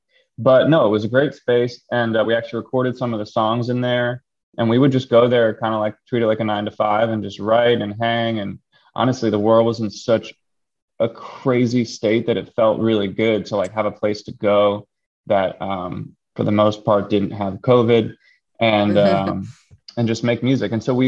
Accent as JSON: {"language": "English", "town": "Philadelphia", "region": "Pennsylvania", "country": "United States", "tie": "born or raised there", "also_born_or_lived": "Los Angeles / New York City", "moved": "yes", "said": "I grew up in Philly, decided to move home."}